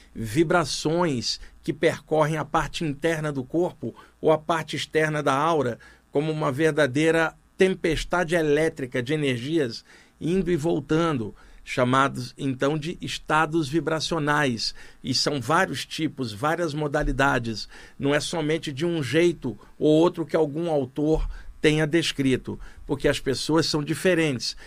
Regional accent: Rio de Janeiro, Brazil; moved away; lá no Rio de Janeiro, onde eu cresci

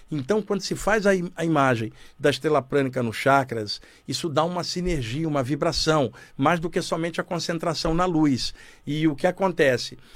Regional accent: Criciúma, Santa Catarina, Brazil; Eu, eu sou de Criciúma, Santa Catarina.

